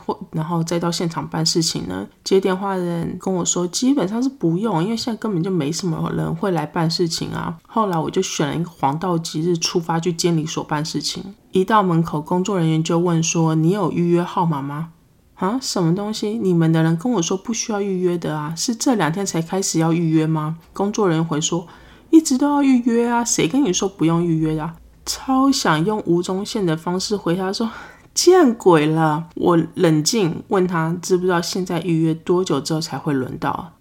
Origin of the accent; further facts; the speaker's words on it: Taiwan; first language Chinese; moved away as an adult; now in United States; 我身为一个台湾人来到美国念书